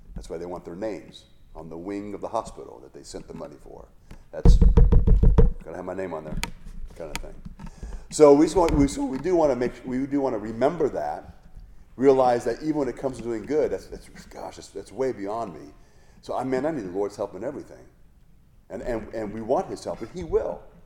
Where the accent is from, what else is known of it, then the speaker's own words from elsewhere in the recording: Hawaii, United States; I grew up in Hawaii